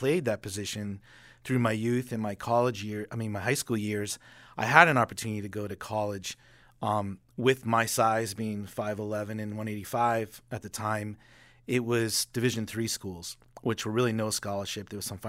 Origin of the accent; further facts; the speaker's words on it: Boston, Massachusetts, United States; I got to watch Doug Flutie growing up in Boston.